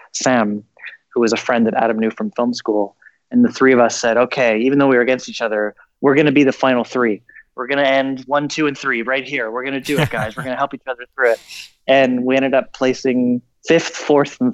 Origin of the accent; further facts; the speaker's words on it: Canada; I was born in Canada and didn't go to film school